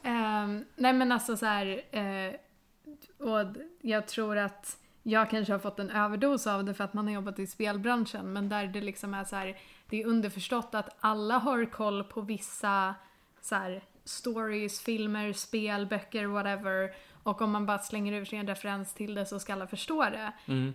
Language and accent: Swedish; Sweden; vi ska vara stolta som svenskar